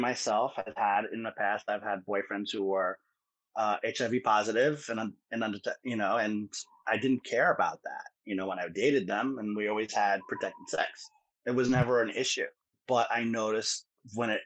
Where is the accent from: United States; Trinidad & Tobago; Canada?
United States; New York City, New York; I am from Jackson Heights, Queens, New York City